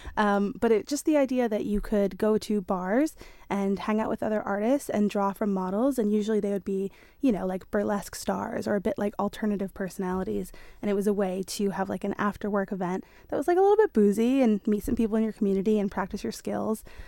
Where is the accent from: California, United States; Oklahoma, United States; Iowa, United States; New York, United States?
New York, United States; moved away as an adult; now in Isle of Man; I am from New York originally, and I went to um, design and illustration, um, uni in New York